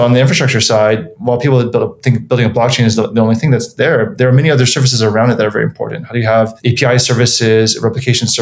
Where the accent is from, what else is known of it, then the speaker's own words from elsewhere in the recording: Hawaii, United States; moved away as an adult; also born or lived in North Carolina / Illinois; I was born and raised in Hawaii, went to a local school there called Punahou